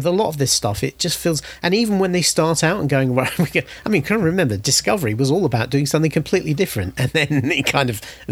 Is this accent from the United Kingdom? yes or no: yes; United Kingdom; I'm British.